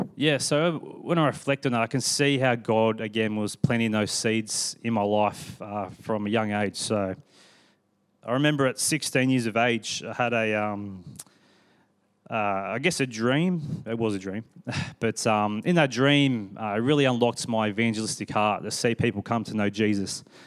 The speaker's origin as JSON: {"language": "English", "town": "Sydney", "region": "New South Wales", "country": "Australia", "tie": "born or raised there", "moved": "yes", "lives_now": "Perth, Australia", "said": "my family grew up in Sydney."}